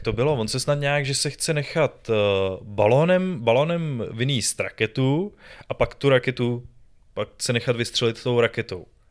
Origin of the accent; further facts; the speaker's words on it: Czechia; tady u nás v Čechách